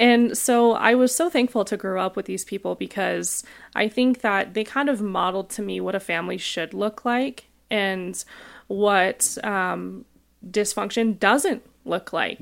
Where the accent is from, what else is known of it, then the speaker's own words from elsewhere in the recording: Rapid City, South Dakota, United States; moved away as an adult; now in Denver, United States; I grew up in tiny town, Rapid City, South Dakota